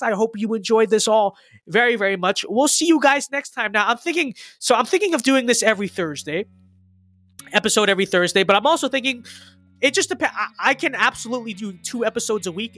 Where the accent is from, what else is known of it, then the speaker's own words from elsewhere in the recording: United States; I'm an American